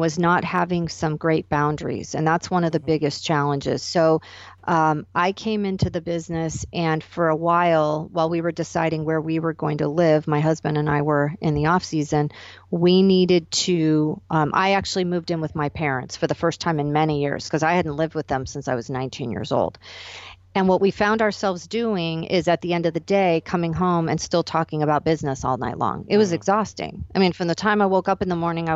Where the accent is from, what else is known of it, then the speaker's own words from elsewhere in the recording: Arizona, United States; moved away as an adult; So that moved me back to my hometown of Arizona temporarily